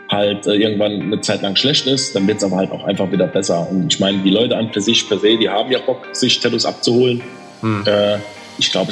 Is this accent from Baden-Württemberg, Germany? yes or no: no; Dudweiler, Saarland, Germany; Genau, ich bin aus einem kleinen Nebenort von Saarbrücken, aus Duttweiler direkt.